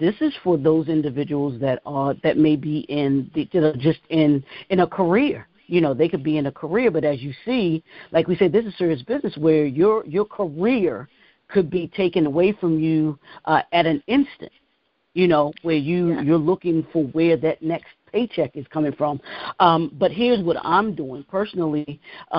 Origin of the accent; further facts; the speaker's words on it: Baltimore, Maryland, United States; grew up in Baltimore, grew up, born and raised in Baltimore, Maryland